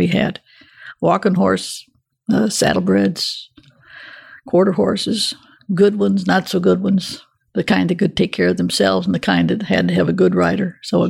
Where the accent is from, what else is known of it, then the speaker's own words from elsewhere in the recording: Michigan, United States; moved away as an adult; I was raised in Michigan.